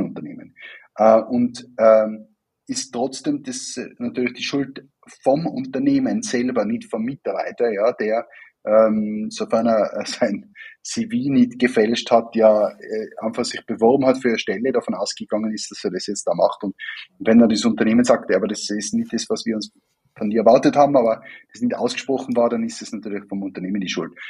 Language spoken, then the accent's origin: German; Wattens, Tyrol, Austria; moved away as an adult; also born or lived in Vienna; Ich bin ja ursprünglich auch aus Tirol und äh, nicht weit weg von der, von der Werkstätte Wattens aufgewachsen